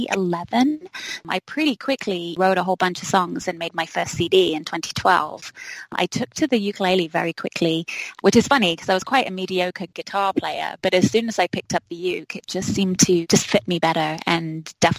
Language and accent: English; London, United Kingdom; accent: English; moved away as an adult; also born or lived in Minneapolis, Minnesota; now in White Bear Lake, United States; I was born and grew up all my life in Southeast London